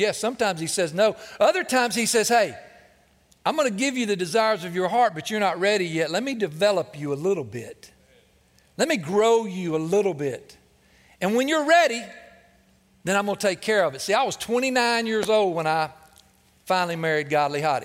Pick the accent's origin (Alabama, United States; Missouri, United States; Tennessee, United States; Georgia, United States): Tennessee, United States; Cleveland; growing up in the Vatican City, Cleveland, Tennessee